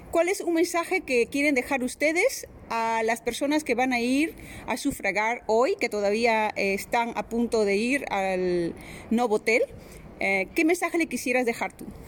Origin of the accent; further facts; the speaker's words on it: Tarma, Junín, Peru; now in Netherlands; yo soy de Perú, de, Junín, de Tarma